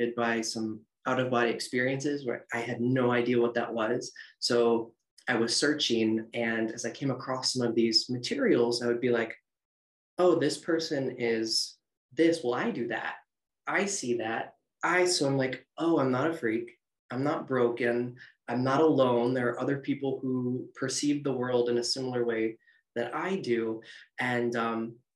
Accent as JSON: {"language": "English", "region": "Northern Ohio", "country": "United States", "tie": "born or raised there", "said": "I'm from Northern Ohio, so I grew up in cornfields, cows, and going to church and revival"}